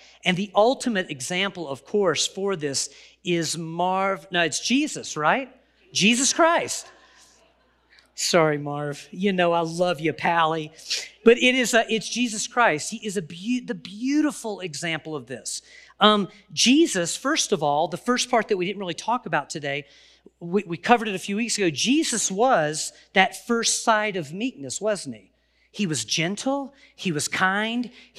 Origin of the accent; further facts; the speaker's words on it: the South, United States; And so well, I'm from the South. I can probably say will and get away with it.